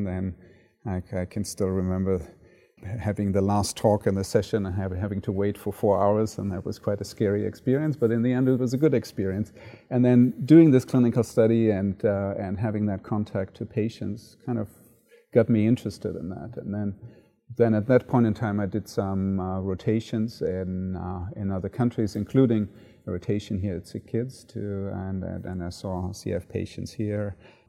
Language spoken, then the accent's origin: English; Frankfurt, Hesse, Germany; also born or lived in Cologne; So I grew up in Germany and was born in Cologne and then moved into the Frankfurt area and then subsequently grew up in that area